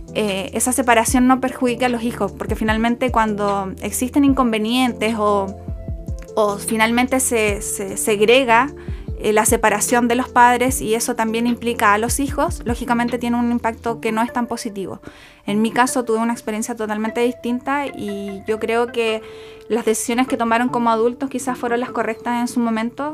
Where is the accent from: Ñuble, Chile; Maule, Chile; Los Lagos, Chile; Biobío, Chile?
Los Lagos, Chile; Puerto Montt; also born or lived in Río Grande, Argentina; soy de Puerto Montt, soy oriunda y nacida en la ciudad de Puerto Montt